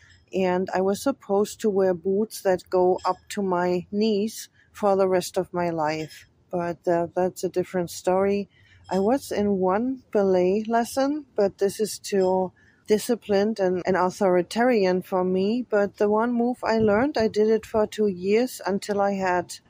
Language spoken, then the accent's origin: English; Frankfurt, Hesse, Germany; English is a second language; I was born on January the 4th, 1970, in Frankfurt, Germany